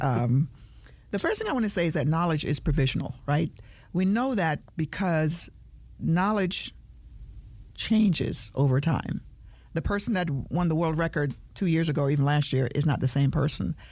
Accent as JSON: {"language": "English", "country": "Jamaica", "said": "I'm a Jamaican"}